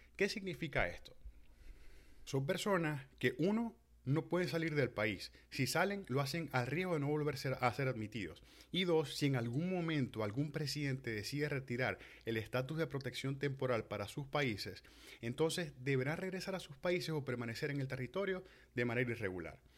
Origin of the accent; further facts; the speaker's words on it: Venezuela; moved away; nosotros como venezolanos